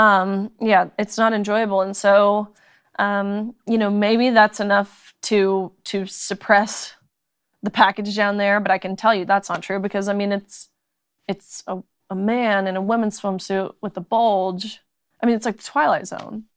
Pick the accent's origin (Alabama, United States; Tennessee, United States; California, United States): Tennessee, United States; moved away; also born or lived in Kentucky; I'm from Tennessee, but went to University of Kentucky.